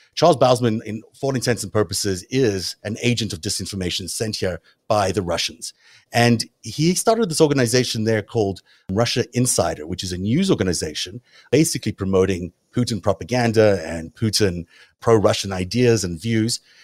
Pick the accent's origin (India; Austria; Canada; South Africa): South Africa; accent: South African; my South African accent